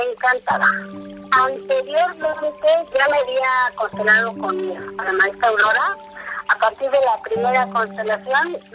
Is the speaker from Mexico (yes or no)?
yes; Mexico City, Mexico; eh, soy de Ciudad de México